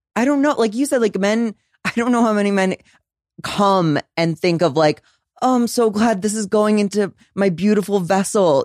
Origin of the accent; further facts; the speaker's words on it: St. Louis, Missouri, United States; moved away; I'm from Saint Louis, Missouri